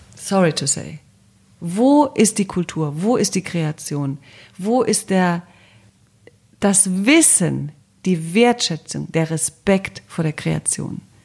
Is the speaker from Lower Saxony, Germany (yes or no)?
no; Cologne, North Rhine-Westphalia, Germany; moved away as an adult; also born or lived in Brussels / Paris; now in Berlin, Germany; Köln als Kölnerin, ich bin ja Kölnerin